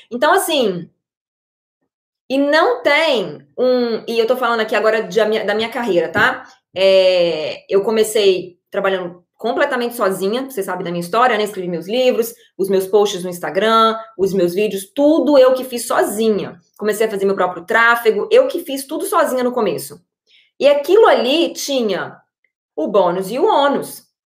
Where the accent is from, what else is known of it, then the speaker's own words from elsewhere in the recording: Brazil; moved away; como uma pessoa que morou no Brasil, né, que veio de uma realidade completamente diferente